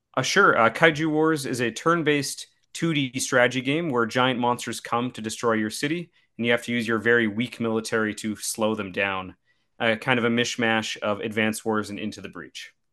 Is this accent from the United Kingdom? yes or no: no; Saskatchewan, Canada; I'm from Saskatchewan, which is, uh, a middle province, the flat part